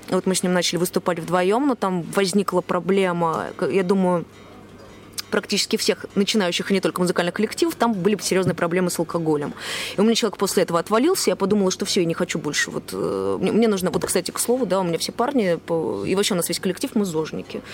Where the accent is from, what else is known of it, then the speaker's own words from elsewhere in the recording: Moscow, Russia; moved away as an adult; now in Saint Petersburg, Russia; Я вообще сама из Москвы.